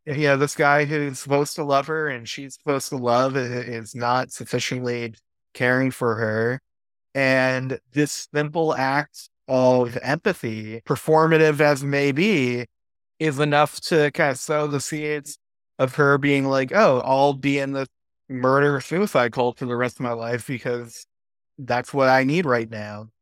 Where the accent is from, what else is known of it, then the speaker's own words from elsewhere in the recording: United States; as an American